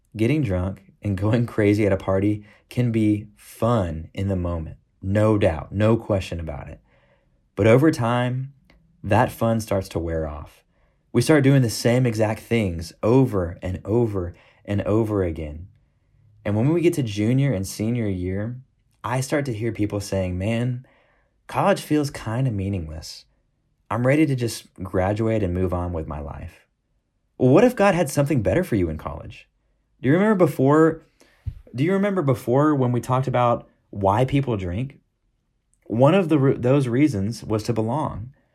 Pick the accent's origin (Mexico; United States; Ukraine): United States; Houston, Texas; moved away as an adult; also born or lived in Fayetteville, Arkansas; now in Tucson, United States; I grew up in Houston, Texas